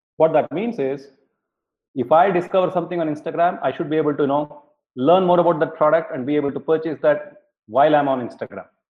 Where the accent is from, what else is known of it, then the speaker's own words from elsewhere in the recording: Bangalore, Karnataka, India; I grew up in Bangalore in India